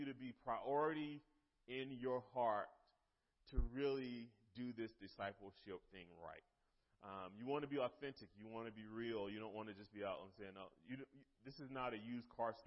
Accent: Eastern North Carolina, United States; moved away as an adult; now in Lynchburg, United States; I'm from North Carolina, Eastern North Carolina. We've been in Lynchburg now for 16, 17 years

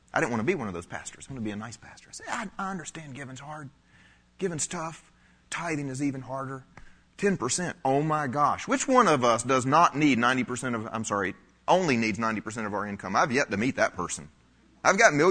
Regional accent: South Carolina, United States; I grew up in the South

